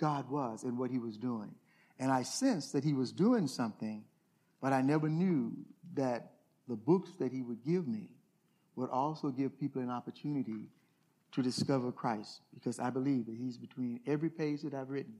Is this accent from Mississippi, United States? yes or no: yes; Glen Allan, Mississippi, United States; moved away; I'm this kid from Glen Allen, Mississippi